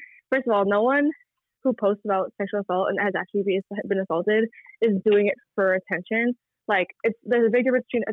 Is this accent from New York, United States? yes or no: yes; New York City, New York, United States; also born or lived in Brooklyn, New York City; I was born in Brooklyn, and then I moved to Queens when I was like 8.